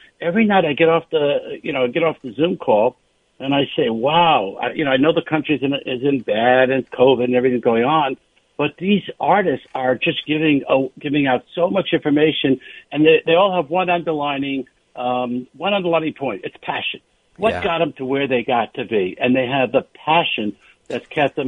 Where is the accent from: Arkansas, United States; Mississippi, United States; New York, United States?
New York, United States; moved away as an adult; now in Los Angeles, United States; as a New Yorker